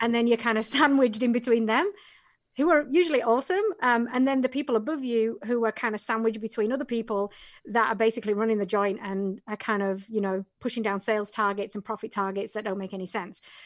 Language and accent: English; England, United Kingdom; moved away; originally from England